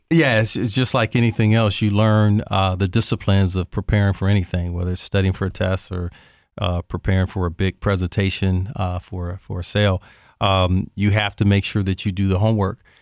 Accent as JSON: {"language": "English", "town": "Canton", "region": "Ohio", "country": "United States", "tie": "born or raised there", "also_born_or_lived": "Columbus, Ohio", "said": "I'm an Ohio native. I born and raised in Canton, Ohio back in, uh, uh, nineteen sixty-three"}